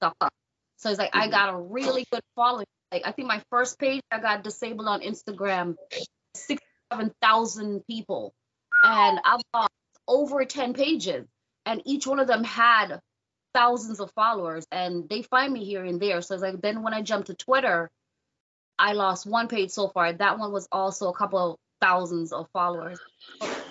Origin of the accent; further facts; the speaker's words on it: New York, United States; I'm originally from New York, working in clubs in Brooklyn